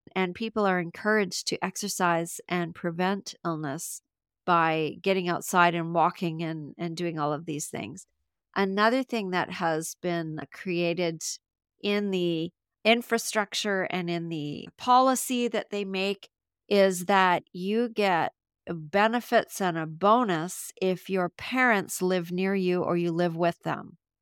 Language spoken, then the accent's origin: English; Canada; I'm from Canada